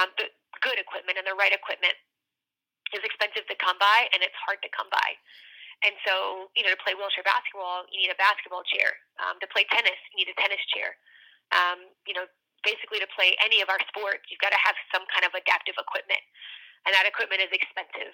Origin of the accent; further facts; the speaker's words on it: North Carolina, United States; I grew up in North Carolina, and I grew up about as close to the Virginia border as you could get without being in Virginia